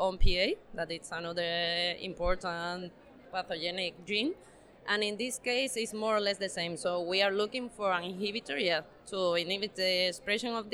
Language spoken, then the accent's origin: English; Spain; also born or lived in Seville, Spain; from Spain